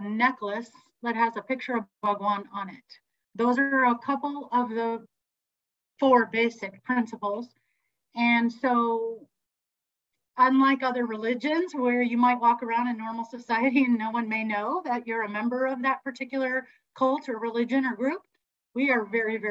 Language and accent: English; Santa Cruz, California, United States; also born or lived in Berkeley, California; raised in Santa Cruz